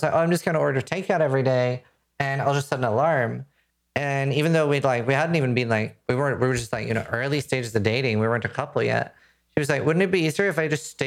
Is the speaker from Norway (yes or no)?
yes; Norway; now in United Kingdom; I'm from Norway